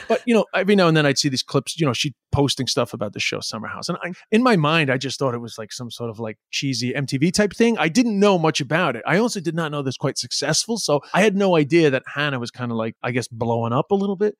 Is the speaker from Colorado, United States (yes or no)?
no; New York City, New York, United States; moved away; also born or lived in China; I'm from Flushing, Queens